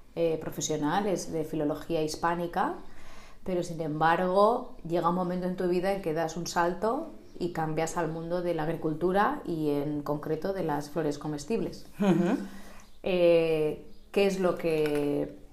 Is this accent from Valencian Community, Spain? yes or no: no; Sant Antoni de Portmany, Balearic Islands, Spain; yo estoy dentro de ese grupo de tus amistades de la infancia, porque hemos ido al colegio Sos monjas de Santísima Trinidad